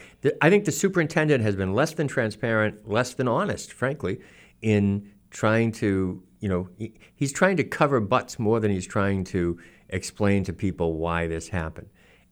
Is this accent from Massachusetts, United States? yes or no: yes; Norton, Massachusetts, United States; I grew up in Norton in the 1960s.